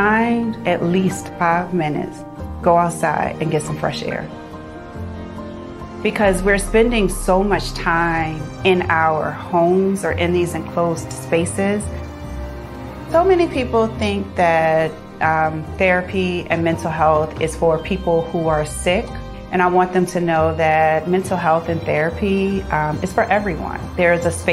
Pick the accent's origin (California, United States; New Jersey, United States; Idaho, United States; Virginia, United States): Virginia, United States; Richmond; I grew up in Richmond, Virginia with my mom